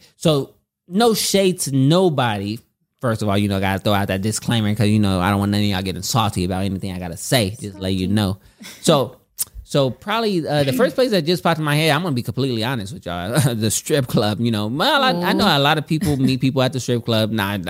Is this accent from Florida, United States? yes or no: no; California, United States; I'm from Cali.